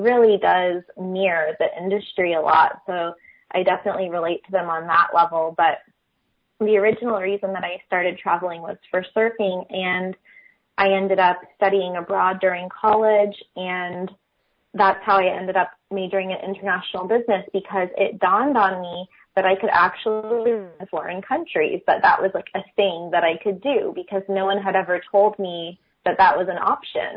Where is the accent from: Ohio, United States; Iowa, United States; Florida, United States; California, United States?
Florida, United States; St. Augustine; I'm originally from St. Augustine, Florida